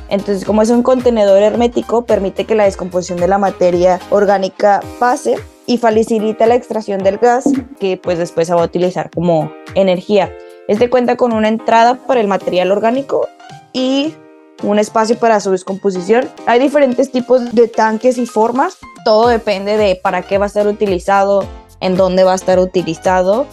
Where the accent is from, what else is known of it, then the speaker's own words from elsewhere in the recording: Monterrey, Nuevo León, Mexico; moved away as an adult; now in Melbourne, Australia; soy originaria de Monterrey, Nuevo León